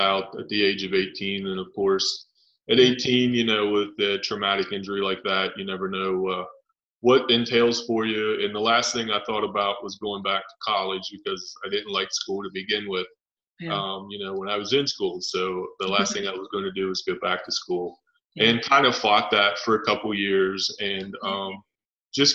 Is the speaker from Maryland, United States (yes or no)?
yes; Cumberland, Maryland, United States; From Cumberland, Maryland